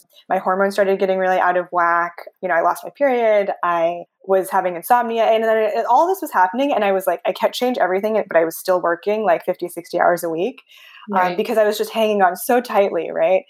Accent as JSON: {"language": "English", "area": "Bay Area", "region": "California", "country": "United States", "tie": "born or raised there", "said": "I grew up in a white suburb, kind of in the Bay Area"}